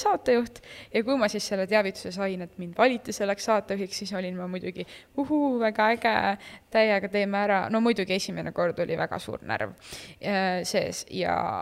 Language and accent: Estonian; Tartu, Tartu County, Estonia; ma olen Tartust, ma olen kaheksateist